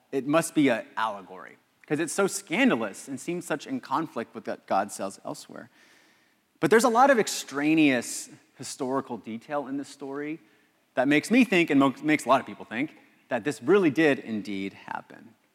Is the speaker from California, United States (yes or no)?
yes; Los Angeles, California, United States; I'm from Los Angeles.